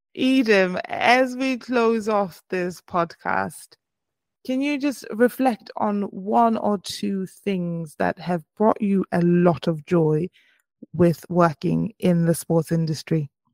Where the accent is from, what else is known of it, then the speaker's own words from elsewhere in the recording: Botswana; I am from Botswana in Africa